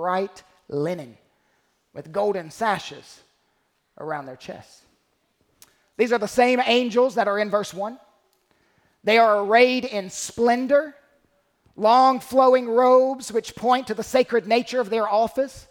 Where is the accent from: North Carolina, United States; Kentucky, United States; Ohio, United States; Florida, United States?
North Carolina, United States; I was from North Carolina.